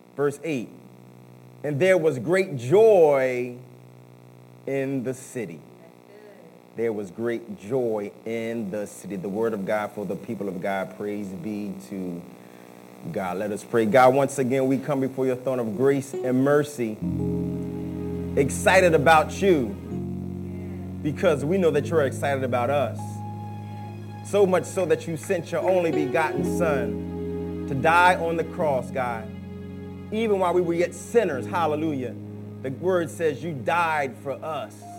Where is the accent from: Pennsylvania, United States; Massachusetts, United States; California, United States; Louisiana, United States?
Pennsylvania, United States; Philadelphia; I was growing up in South Philadelphia